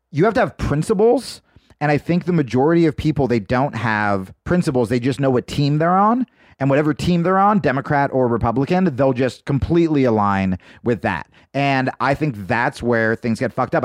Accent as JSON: {"language": "English", "region": "New Jersey", "country": "United States", "tie": "born or raised there", "also_born_or_lived": "New York / Los Angeles", "moved": "yes", "lives_now": "Austin, United States", "said": "I grew up in New Jersey"}